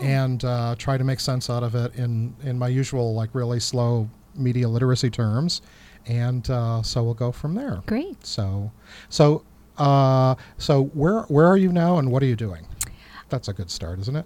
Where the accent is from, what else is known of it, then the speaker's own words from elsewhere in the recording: Chicago, Illinois, United States; I grew up in Chicago